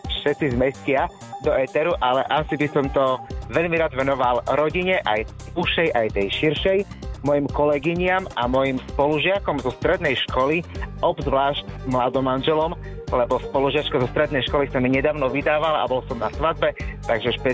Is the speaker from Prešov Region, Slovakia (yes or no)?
yes; Bardejov, Prešov Region, Slovakia; moved away as an adult; now in Bratislava, Slovakia; síce som z Bardejova, ale pracujem v Bratislave.